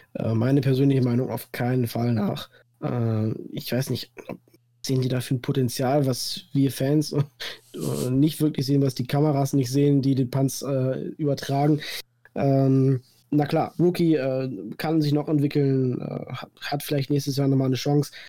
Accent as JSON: {"language": "German", "area": "Münsterland", "region": "North Rhine-Westphalia", "country": "Germany", "said": "komme aus dem wunderschönen Münsterland"}